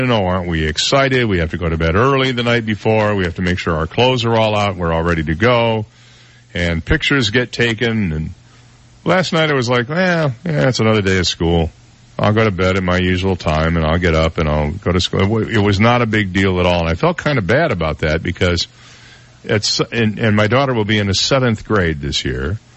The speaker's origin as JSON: {"language": "English", "region": "Florida", "country": "United States", "said": "where are you from? And you say, Florida. And they go, oh, well, do you know so and so? You know, 21 million people in this state, so it might be likely you don't know them."}